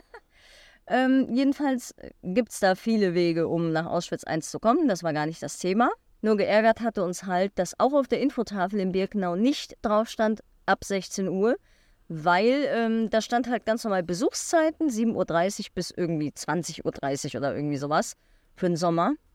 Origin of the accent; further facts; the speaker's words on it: Germany; als Deutscher